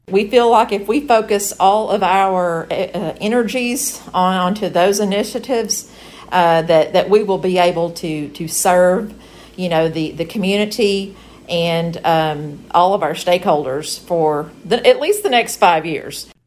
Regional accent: Morrilton, Arkansas, United States; I'm a graduate, I'm an alumni from Morrilton High School

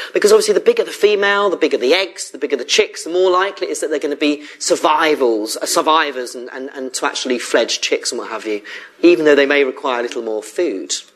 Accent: Surrey, South East England, United Kingdom; moved away as an adult; now in Bristol, United Kingdom; I came to Bristol originally in 1998 as a student, and I came from Surrey

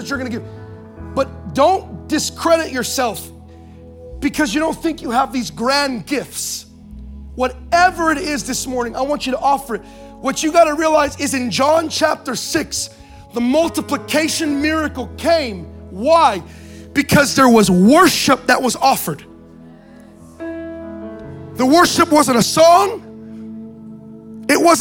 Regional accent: Anaheim, California, United States; I was born in Anaheim, California

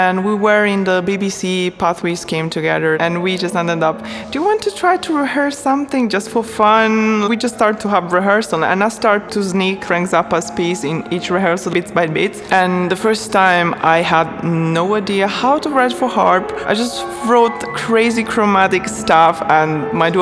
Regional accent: Lucca, Tuscany, Italy; English is a second language; moved away as an adult; I was born in Italy, in Lucca, Tuscany, from a German mother, an Italian father

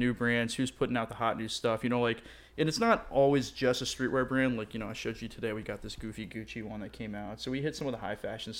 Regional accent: Fort Lauderdale, Florida, United States; also born or lived in Miami Beach / Gainesville; I was born in Miami Beach, grew up in Fort Lauderdale

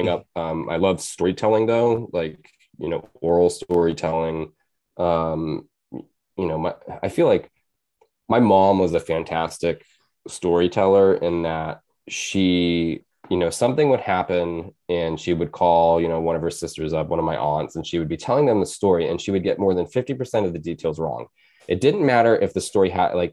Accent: Maine, United States; also born or lived in Bridgeport, Connecticut; I was born in Bridgeport, Connecticut, and I moved to Maine when I was 6.

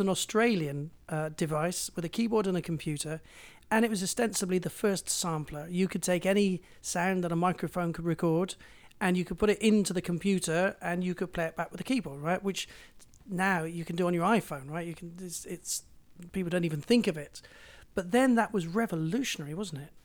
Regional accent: Bristol, South West England, United Kingdom; moved away as an adult; also born or lived in London; I came from Bristol

